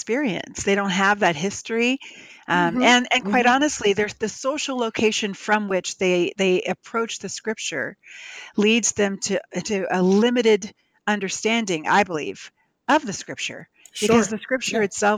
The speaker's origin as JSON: {"language": "English", "town": "Cape May", "region": "New Jersey", "country": "United States", "tie": "born or raised there", "also_born_or_lived": "Philadelphia, Pennsylvania", "said": "I moved from Philly down to Cape May, New Jersey"}